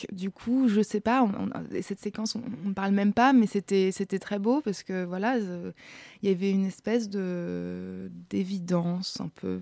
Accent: Austria; moved away; je viens d'Autriche et j'ai beaucoup joué là-bas

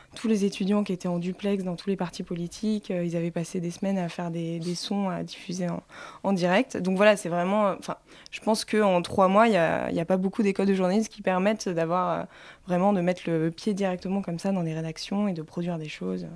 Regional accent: Provence-Alpes-Côte d'Azur, France; accent: Hautes-Alpes; mon accent des Hautes-Alpes

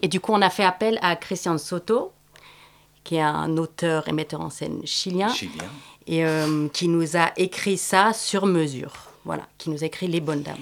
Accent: Switzerland; moi, en tant que Suissesse

